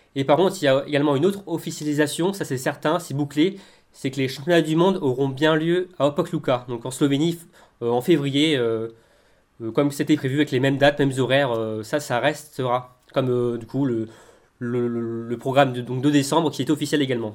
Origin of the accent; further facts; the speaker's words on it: France; nous sommes français